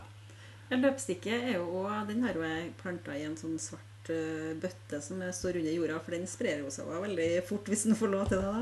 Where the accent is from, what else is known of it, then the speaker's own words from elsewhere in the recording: Frosta, Trøndelag, Norway; jeg kommer fra Frosta